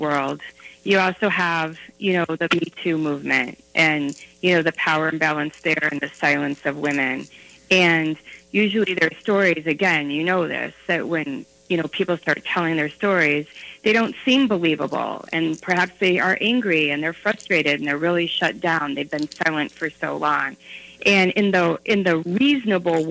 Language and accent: English; Western Massachusetts, United States; now in Minnesota, United States; I grew up in Western Massachusetts